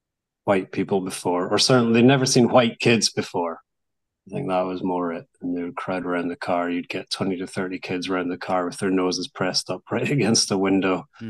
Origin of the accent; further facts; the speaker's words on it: Barcelona, Catalonia, Spain; English is a second language; I don't know, I'm from Barcelona, so I have my other team.